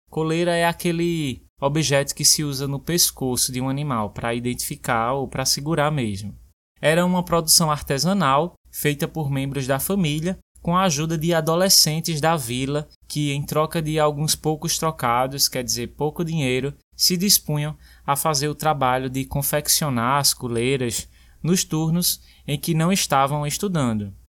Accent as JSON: {"language": "Portuguese", "country": "Brazil", "tie": "born or raised there", "moved": "yes", "said": "Crescer numa vila do interior"}